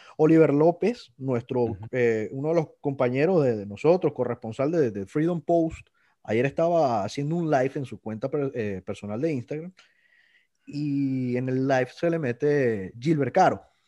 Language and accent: Spanish; Venezuela; moved away